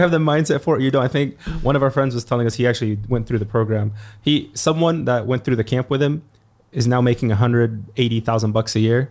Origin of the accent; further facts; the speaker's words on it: Egypt; moved away; I grew up in Egypt. So I remember, I remember growing up, I played in the streets